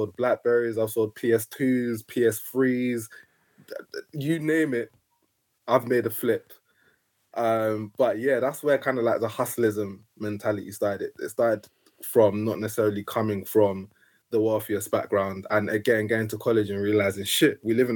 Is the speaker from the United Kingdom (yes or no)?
yes; London, United Kingdom; also born or lived in Nigeria; I grew up in Camberwell, like literally opposite the Camberwell College of Arts